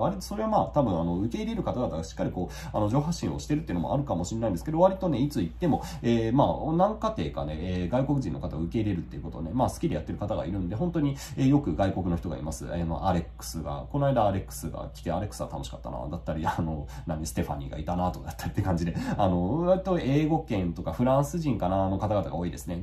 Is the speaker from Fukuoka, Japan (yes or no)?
no; Yokohama, Kanagawa, Japan; moved away as an adult; now in Kochi Prefecture, Japan; 僕が生まれ育った戸塚はそんなに都会ではなかった